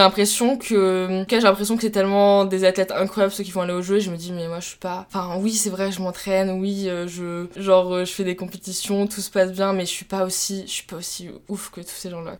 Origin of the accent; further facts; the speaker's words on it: Troyes, Grand Est, France; moved away as an adult; now in Toulouse, France; je suis originaire de Troyes